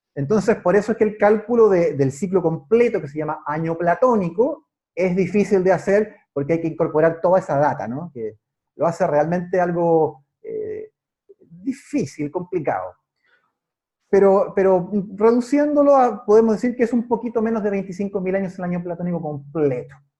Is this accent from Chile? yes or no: yes; Chile; yo vivo en Chile, soy chileno